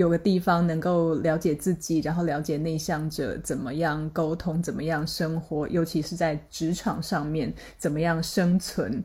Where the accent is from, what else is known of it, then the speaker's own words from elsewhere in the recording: Taiwan; accent: Taiwanese; 听我的口音就知道我是台湾人